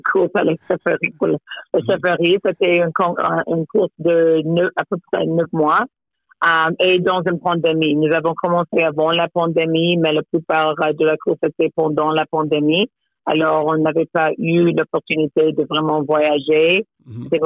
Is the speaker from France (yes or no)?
no; Toronto, Ontario, Canada; Je suis née à Toronto. Euh, mes parents euh, proviennent des très, très petites villes du Caraïbe, des villes anglophones. et oui, j'ai passé mon enfance à Toronto.